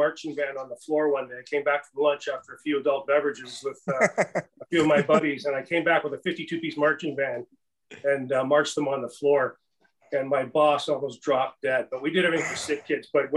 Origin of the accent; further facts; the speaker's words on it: Orillia, Ontario, Canada; also born or lived in Mimico, Toronto; Aurelia, my hometown